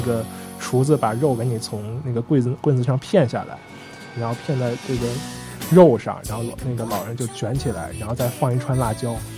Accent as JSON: {"language": "Chinese", "country": "China", "said": "我说我是中国的"}